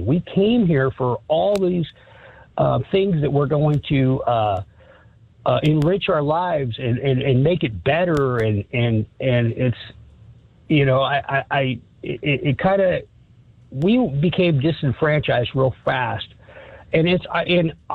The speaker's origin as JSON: {"language": "English", "town": "Sacramento", "region": "California", "country": "United States", "moved": "as an adult", "lives_now": "Garden City, United States", "said": "We're from Sacramento, California"}